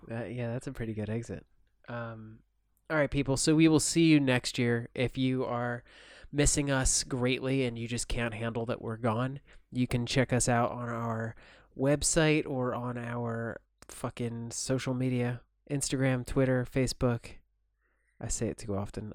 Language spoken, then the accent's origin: English; United States; moved away as an adult; now in Turkey; I'm still an American citizen